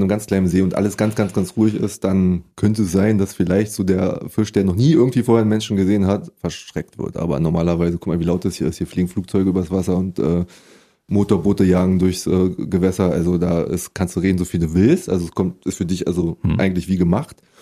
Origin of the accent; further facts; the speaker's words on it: Berlin, Germany; ich komme aus Prenzlauer Berg eigentlich. Da bin ich äh, nicht geboren. Da gab es ja kein Krankenhaus im Buch. Und da bin ich auch mein ganzes Leben lang aufgewachsen